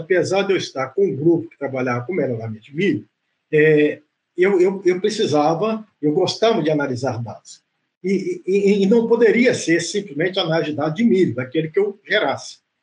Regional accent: Grisena, Minas Gerais, Brazil; moved away; also born or lived in Viçosa, Minas Gerais; eu sou de Grisena, uma cidade do interior é, de Minas Gerais

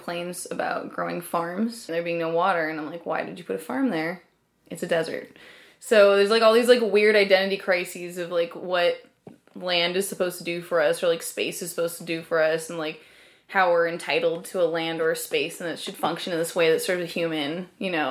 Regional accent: desert area outside LA, California, United States; There was a huge punk rock scene in where I grew up

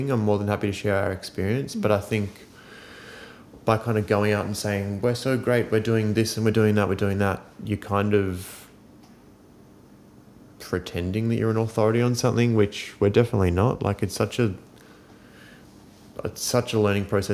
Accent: Wollongong, New South Wales, Australia; growing up on the South Coast

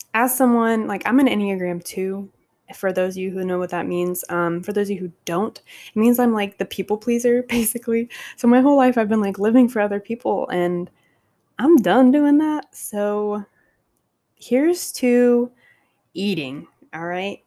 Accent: Savannah, Georgia, United States; moved away as an adult; now in Long Beach, United States; from Savannah

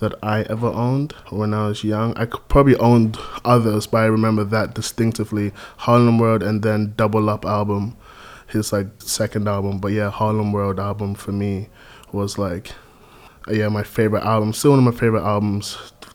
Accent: London, United Kingdom; also born or lived in Gambia; I was born in London. I lived in London until I was 7.

